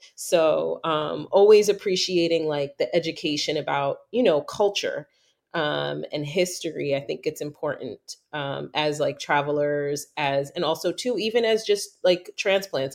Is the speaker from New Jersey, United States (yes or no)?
no; New York, United States; moved away; growing up in New York, everybody thought my whole life I was Puerto Rican.